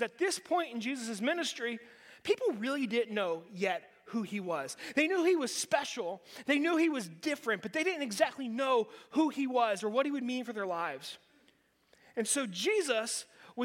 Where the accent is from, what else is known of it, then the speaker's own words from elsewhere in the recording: Western Pennsylvania, United States; Growing up in Western PA, you think of rocky ground